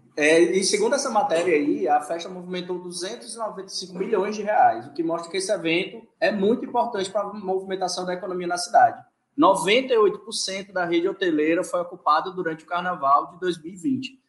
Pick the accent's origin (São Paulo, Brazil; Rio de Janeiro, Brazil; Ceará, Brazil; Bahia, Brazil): Ceará, Brazil; also born or lived in Recife; eu sou cearense, sou jornalista